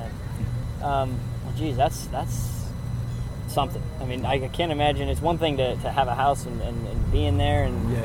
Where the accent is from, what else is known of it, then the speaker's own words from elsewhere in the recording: Georgia, United States; I'm not from New Orleans or this area, I'm from Georgia